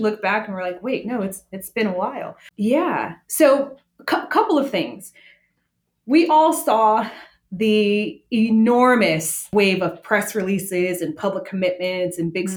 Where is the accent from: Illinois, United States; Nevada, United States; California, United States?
Nevada, United States; Las Vegas; I was born and raised in Las Vegas, grew up in in a food culture